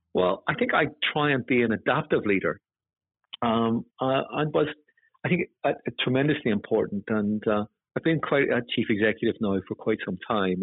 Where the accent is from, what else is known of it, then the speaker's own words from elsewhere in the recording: Northern Ireland, United Kingdom; moved away; you probably get a sense from my accent that I come from Northern Ireland